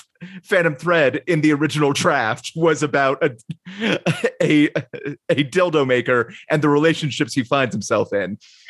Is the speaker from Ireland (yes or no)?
yes; Ireland; Yeah, well, also, and as an Irish person, I won't feel that bad.